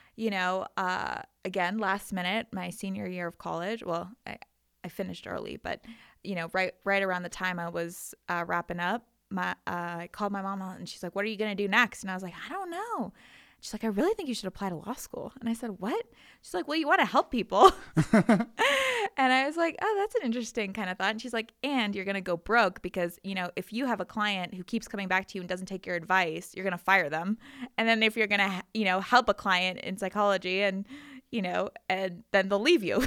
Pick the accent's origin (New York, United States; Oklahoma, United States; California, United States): California, United States; Calabasas; moved away as an adult; also born or lived in Israel; now in Colorado, United States; I am from, um, a town called Calabasas, California.